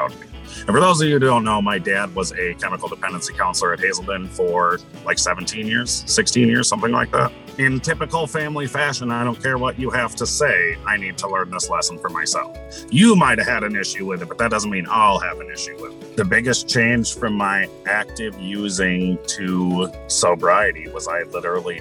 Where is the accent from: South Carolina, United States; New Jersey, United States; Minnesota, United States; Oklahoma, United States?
Minnesota, United States; also born or lived in Troy, New York; I was moved to Minnesota